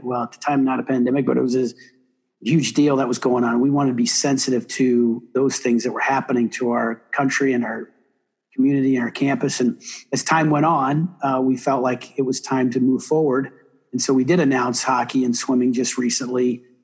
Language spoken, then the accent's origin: English; South Bend, Indiana, United States; moved away; I didn't grow up a hockey guy uh, in Indiana, but I grew up in South Bend